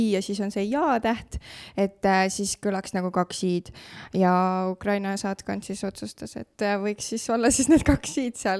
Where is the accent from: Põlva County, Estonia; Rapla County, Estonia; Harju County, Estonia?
Põlva County, Estonia; Saverna; also born or lived in Otepää / Tartu; now in Tõrvandi, Estonia; õppisin Saverna põhikoolis üheksa aastat, äh, siis tulin Otepää gümnaasiumisse õppima kolm aastat